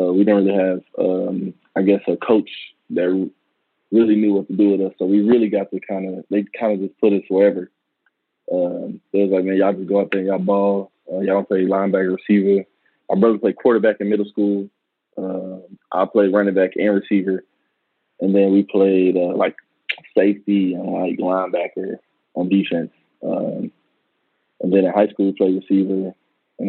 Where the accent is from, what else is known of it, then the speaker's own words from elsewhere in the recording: Dallas, Texas, United States; We grew up in West Dallas, which is, you know, a low-income area